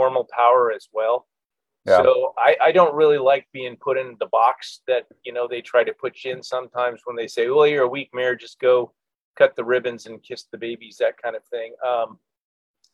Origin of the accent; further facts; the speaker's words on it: Anchorage, Alaska, United States; now in Ketchikan, United States; I was born and raised in Alaska. I actually grew up in Anchorage.